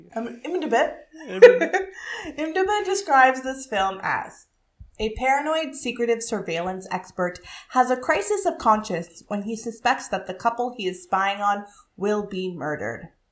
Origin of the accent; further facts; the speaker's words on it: Ottawa, Ontario, Canada; I grew up in Ottawa, but I was a Canadian kid in that time